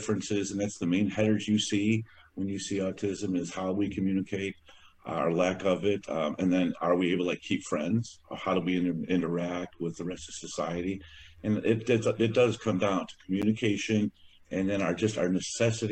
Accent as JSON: {"language": "English", "area": "DuPage County", "region": "Northern Illinois", "country": "United States", "tie": "born or raised there", "said": "I was born in Illinois in DuPage County. Been living in Northern Illinois all of my life, a total of 56 years"}